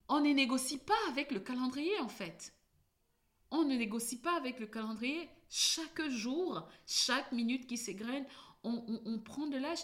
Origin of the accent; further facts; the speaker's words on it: Cameroon; je suis née au Cameroun